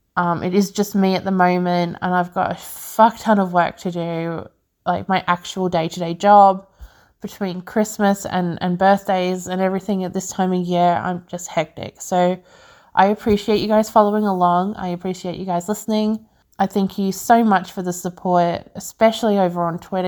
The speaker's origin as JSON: {"language": "English", "country": "Australia", "said": "I'm from Australia"}